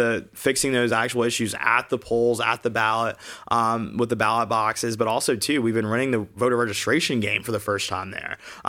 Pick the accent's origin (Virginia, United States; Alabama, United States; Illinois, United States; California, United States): Alabama, United States; we're all coming from red states. I came from Alabama.